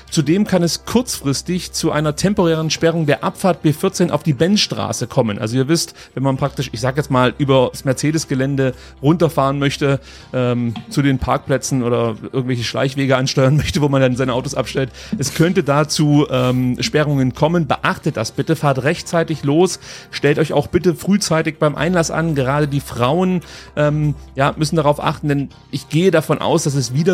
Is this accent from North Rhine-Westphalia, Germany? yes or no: no; Stuttgart, Baden-Württemberg, Germany; Inzwischen muss man, glaube ich, auch als Stuttgarter eingestehen, sehen, dass äh, der SC Freiburg schon ähm, ja die Nummer eins gerade im Ländle ist.